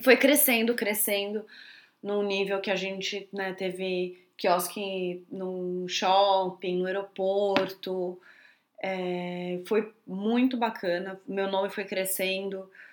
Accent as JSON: {"language": "Portuguese", "region": "São Paulo", "country": "Brazil", "tie": "born or raised there", "also_born_or_lived": "Bahia / New Zealand", "said": "eu nasci na Bahia, né? Então eu cresci dentro de restaurante e tudo mais. Só que logo eu fui para São Paulo, minha mãe é de São Paulo, e, e lá ela queria que eu estudasse normal"}